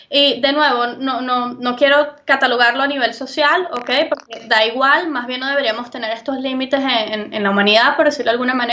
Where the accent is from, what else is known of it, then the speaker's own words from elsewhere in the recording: Venezuela; moved away; tal vez para mí, que vengo de Venezuela, la comida y la medicina es una necesidad básica porque la llegué a no tener.